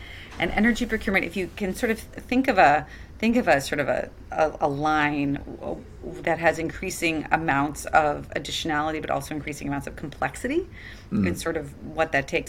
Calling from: Santa Monica, California, United States; For example, where I'm beaming in from Santa Monica, we are on 100% renewable power tariff through the Clean Power Alliance with the Community Choice.

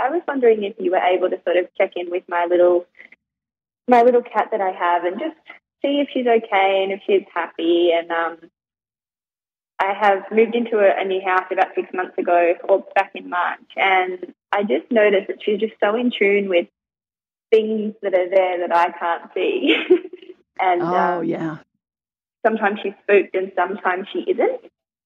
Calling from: Tasmania, Australia; I'm calling in from Tasmania, Australia

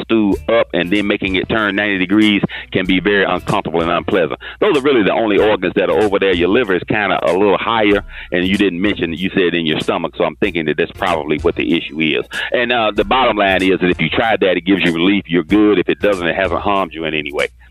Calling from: Fort Lauderdale, Florida, United States; I'm calling from Fort Lauderdale, Florida

